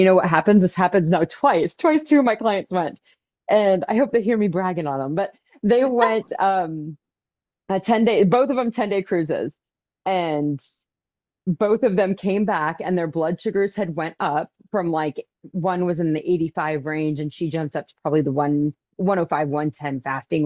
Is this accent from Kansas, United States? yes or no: yes; Wichita, Kansas, United States; my hometown here in Kansas, we have a cardiologist's office. I live in the biggest town in Kansas